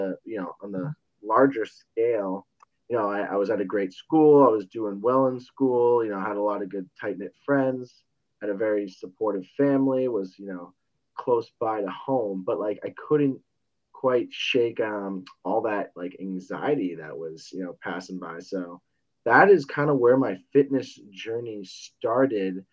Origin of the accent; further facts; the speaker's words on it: Westborough, Massachusetts, United States; also born or lived in Rhode Island; I'm from Boston, Massachusetts, a little town, Westboro, probably like 30 minutes away.